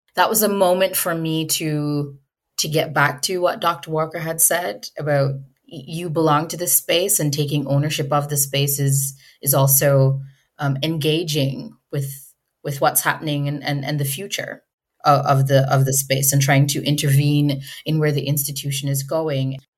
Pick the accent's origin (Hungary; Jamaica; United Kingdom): Jamaica; now in Canada; I'm from Jamaica.